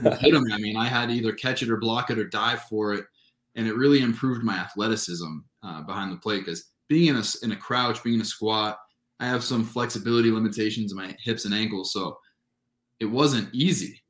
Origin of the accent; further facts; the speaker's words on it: Southern California, United States; moved away as an adult; I grew up in Southern California where there's just great amateur baseball